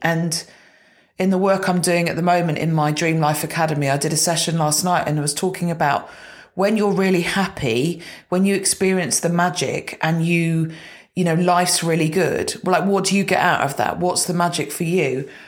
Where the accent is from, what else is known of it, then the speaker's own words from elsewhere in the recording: Gloucestershire, South West England, United Kingdom; I grew up in Gloucestershire